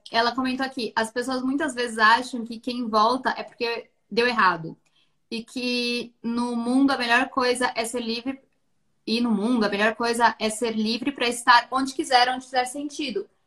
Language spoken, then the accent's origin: Portuguese; Brazil; moved away; Nós, como brasileiras, temos essa dor de ir para o mundo